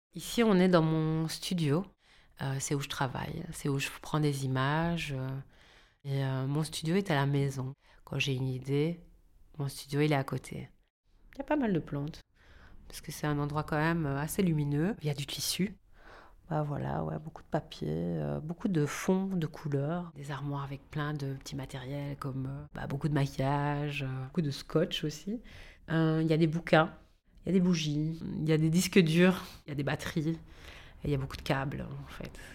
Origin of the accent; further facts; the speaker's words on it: Seraing, Wallonia, Belgium; moved away as an adult; also born or lived in Liège; now in Brussels, Belgium; j'ai vécu euh, à Serein, comme on dit c'est Serein, mais on dit Serein. Je suis née à Liège et euh, j'ai fait toutes mes études euh, là.